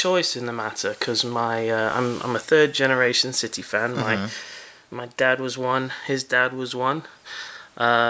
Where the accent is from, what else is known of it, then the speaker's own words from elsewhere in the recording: Manchester, North West England, United Kingdom; now in Dallas, United States; I was born in Manchester at an early age